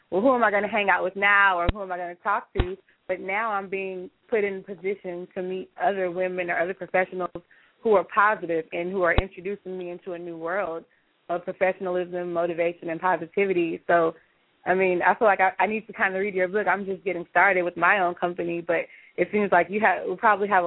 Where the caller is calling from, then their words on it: Houston, Texas, United States; I'm calling from Houston, and I'm just really inspired by this conversation that's going on.